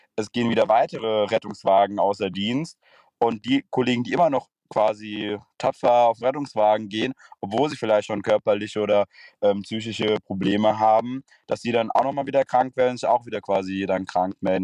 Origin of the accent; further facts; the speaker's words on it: Frankfurt area, Hesse, Germany; Ich komme aus dem Raum Frankfurt